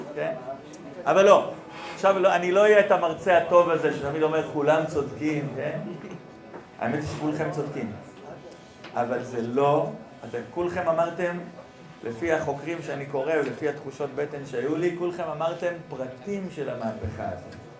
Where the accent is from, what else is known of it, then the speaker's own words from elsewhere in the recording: Nehalim, Central District, Israel; ואני גר במושב, מרכז הארץ, נקרא מושב נחלים